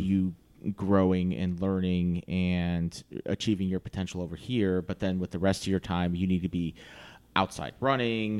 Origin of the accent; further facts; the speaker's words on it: Virginia Beach, Virginia, United States; moved away; I grew up in Virginia Beach